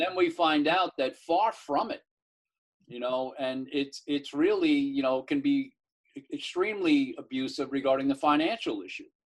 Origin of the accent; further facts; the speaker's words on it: Mount Vernon, United States; I grew up in Mount Vernon